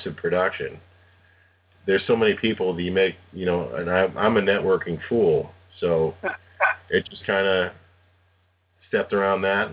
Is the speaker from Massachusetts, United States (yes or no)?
no; Cleveland, Ohio, United States; moved away as an adult; also born or lived in Philadelphia; I grew up in Cleveland